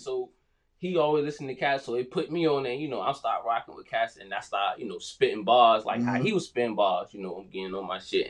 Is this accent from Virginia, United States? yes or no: yes; Suffolk, Virginia, United States; I'm from Suffolk.